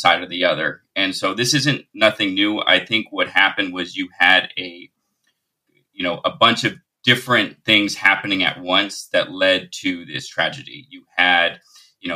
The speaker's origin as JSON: {"language": "English", "town": "Lahaina", "region": "Hawaii", "country": "United States", "tie": "born or raised there", "said": "I grew up in Lahaina"}